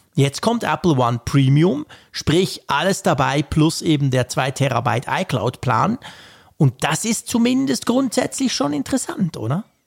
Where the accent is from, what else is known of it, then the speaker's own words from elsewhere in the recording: Switzerland; bei uns in der Schweiz